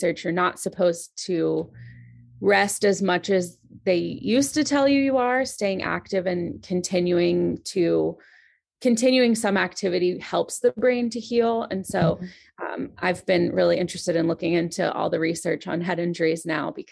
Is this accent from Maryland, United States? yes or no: yes; Maryland, United States; So, I grew up in Maryland